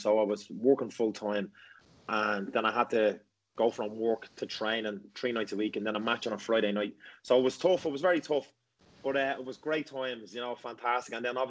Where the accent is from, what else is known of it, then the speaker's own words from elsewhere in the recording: Ireland; So in our schools in Ireland, we have Gaelic football.